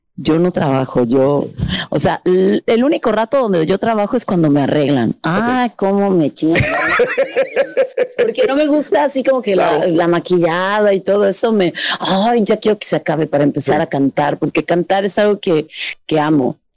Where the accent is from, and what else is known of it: Mexico